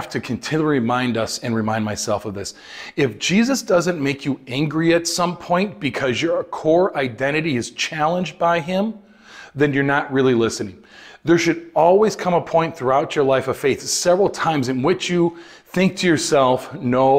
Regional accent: Chicago, Illinois, United States; I grew up in Chicago

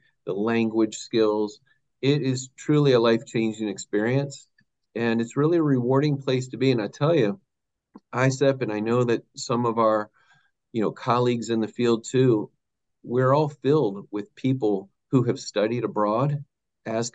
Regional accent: Massachusetts, United States; moved away as an adult; now in Maryland, United States; I was born in Maryland, raised in Massachusetts, returned to Maryland for college. Met my wife and have been down here in Maryland in the DC, Baltimore markets ever since

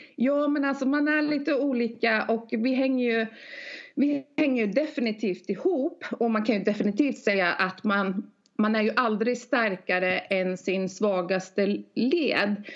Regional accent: Norway; now in Sweden; jag är norska

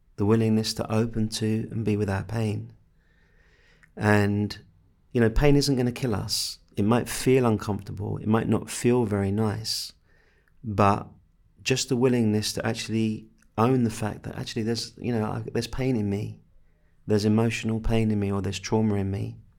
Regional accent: England, United Kingdom; I'm English

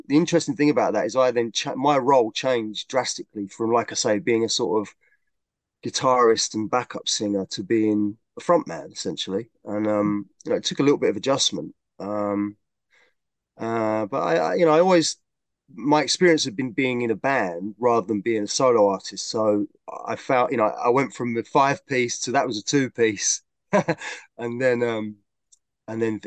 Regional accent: London, United Kingdom; moved away as an adult; now in Sawbridgeworth, United Kingdom; I was born and raised in London

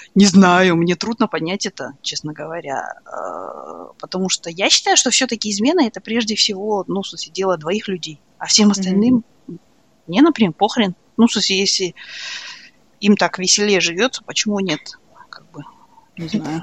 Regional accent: Kazakhstan; я казашка

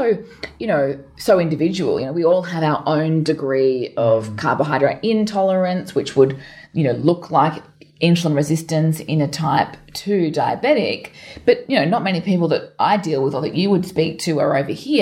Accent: Townsville, Queensland, Australia; now in Melbourne, Australia; I grew up in Townsville

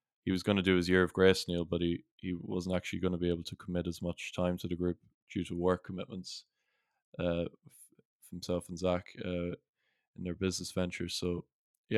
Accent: Sligo, Connacht, Ireland; In my hometown

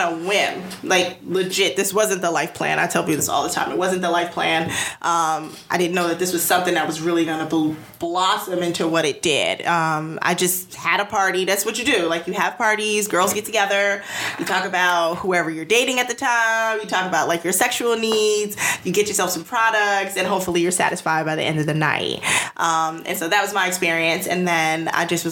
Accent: United States; I'm American

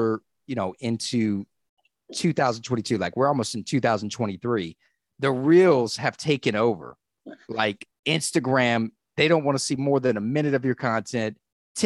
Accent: the South, United States; moved away; I'm from the South originally

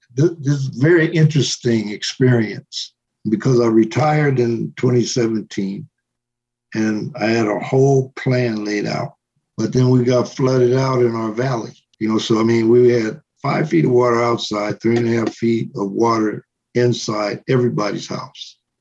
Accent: Los Angeles, California, United States; now in New Mexico, United States; where I came from, which is a place called Boyle Heights

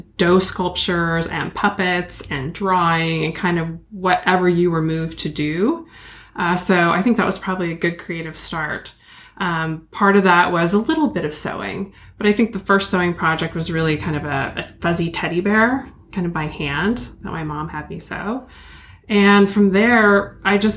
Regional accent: Eugene, Oregon, United States; I grew up in Eugene, Oregon

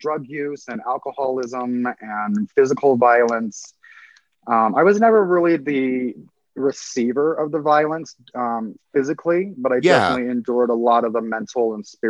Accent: Pueblo, Colorado, United States; I'm a native of Colorado. I was born in Pueblo, Colorado, 1975.

